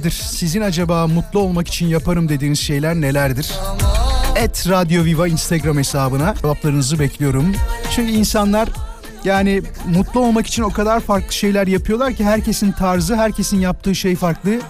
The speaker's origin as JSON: {"language": "Turkish", "region": "Gaziantep", "country": "Turkey", "said": "Antepliyim abi ben."}